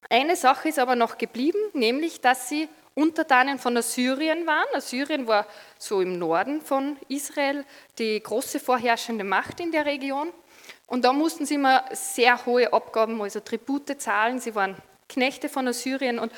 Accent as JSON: {"language": "German", "country": "Austria", "said": "Und ja, als Österreicher sind wir froh, dass wir einen guten österreichischen Fußballer haben."}